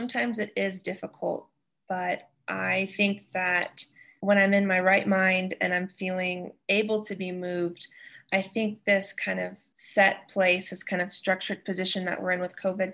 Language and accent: English; East Tennessee, United States; moved away as an adult; now in Wyoming, United States; I'm from East Tennessee originally